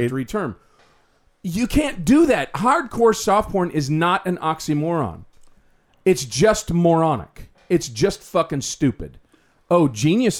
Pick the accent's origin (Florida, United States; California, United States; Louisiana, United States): Florida, United States; I love where I'm from. I'm from Florida. And I talk about Florida, and I know the history of Florida.